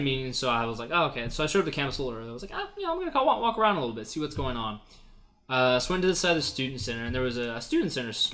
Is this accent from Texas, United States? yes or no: no; Alaska, United States; moved away as an adult; back in my hometown up in Alaska